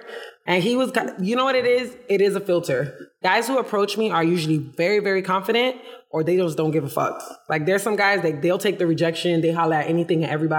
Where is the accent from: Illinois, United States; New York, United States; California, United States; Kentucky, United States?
New York, United States; born there; also born or lived in Florida; My dad lived in Connecticut. I was born in New York.